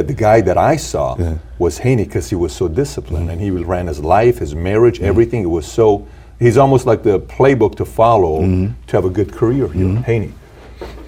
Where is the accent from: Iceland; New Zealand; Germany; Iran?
Iran; moved away; I'm from Iran